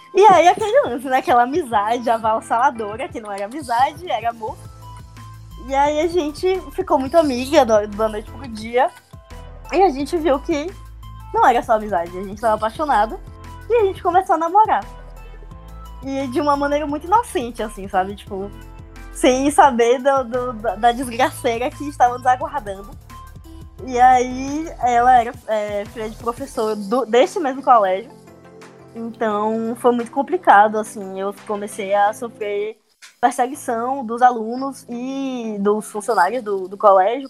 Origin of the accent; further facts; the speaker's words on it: Salvador, Bahia, Brazil; tenho 25 anos, sou aqui de Salvador.